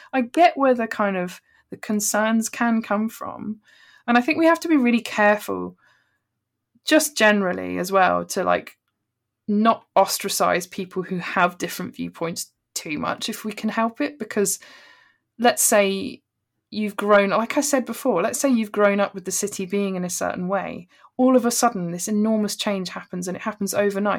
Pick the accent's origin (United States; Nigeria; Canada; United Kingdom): United Kingdom; Bristol, South West England; I'm from, I'm from Bristol